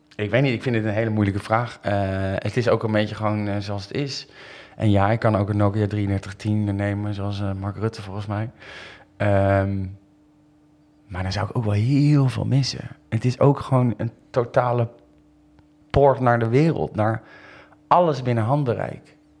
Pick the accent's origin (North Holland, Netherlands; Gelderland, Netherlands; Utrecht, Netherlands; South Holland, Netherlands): South Holland, Netherlands; Rotterdam; now in Amsterdam, Netherlands; Ik ben daar achter geboren.